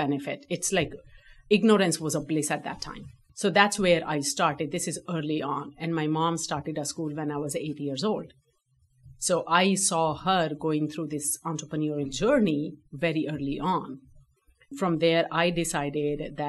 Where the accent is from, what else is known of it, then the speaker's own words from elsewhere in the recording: northern India, India; moved away as an adult; now in United States; I was born and raised in India